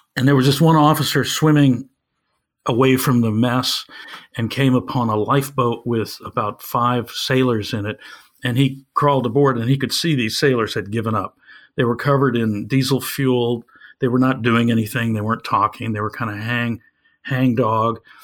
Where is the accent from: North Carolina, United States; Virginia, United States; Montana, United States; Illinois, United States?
Illinois, United States; Evanston; my hometown of Evanston, Illinois